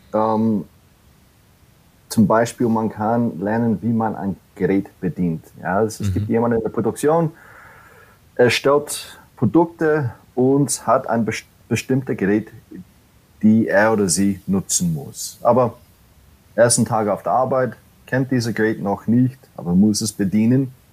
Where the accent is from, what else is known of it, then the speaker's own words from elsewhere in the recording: New York City, New York, United States; German is a second language; moved away as an adult; now in Germany; ich komme nicht ursprünglich aus Deutschland. Äh, ich bin gebürtiger Amerikaner in der Großstadt New York City und wohne seit oder lebe seit elf Jahren jetzt in Deutschland